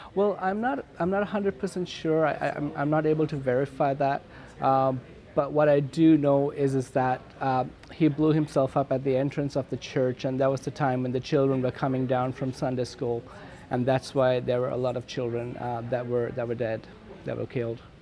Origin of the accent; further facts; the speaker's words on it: Kandy, Central Province, Sri Lanka; also born or lived in Batticaloa; now in Vancouver, Canada; I couldn't live with them because of the ethnic war, I lived in, with my grandmother in Kandy